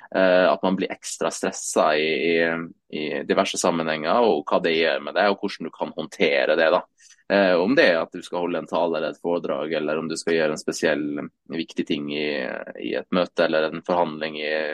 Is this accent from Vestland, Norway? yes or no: no; Sunnmøre, Møre og Romsdal, Norway; jeg er jo sunnmøring tross alt, så liksom vokste opp litt med den der entreprenørskapsbiten